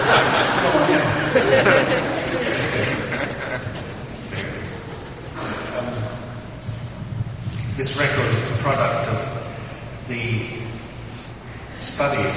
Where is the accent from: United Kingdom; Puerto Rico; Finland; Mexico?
United Kingdom; England; being English